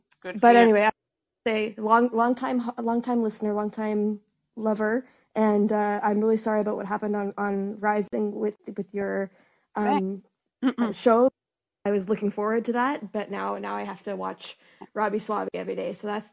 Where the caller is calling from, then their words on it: Canada; I'm actually calling from the Great White North up in Canada.